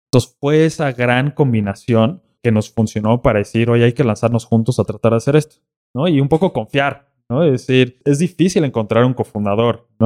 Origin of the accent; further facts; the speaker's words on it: Houston, Texas, United States; also born or lived in Mexico; yo nací en México, pero los tres años mis papás tomaron una decisión de decir, oye, pues vamos a agarrar nuestras maletas y vámonos a vivir a Estados Unidos prácticamente de un día a otro. Y nos fuimos a vivir a Houston, en Texas.